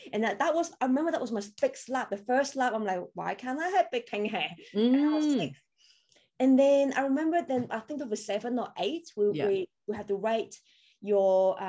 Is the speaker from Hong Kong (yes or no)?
yes; Hong Kong; English is a second language; moved away as an adult; also born or lived in Taiwan / United Kingdom / Shanghai, China; now in Australia; I was born in Hong Kong and then I grew up in Taiwan because my mom is Taiwanese.